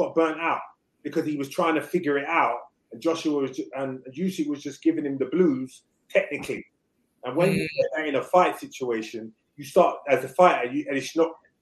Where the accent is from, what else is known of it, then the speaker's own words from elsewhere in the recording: United Kingdom; I'm a Brit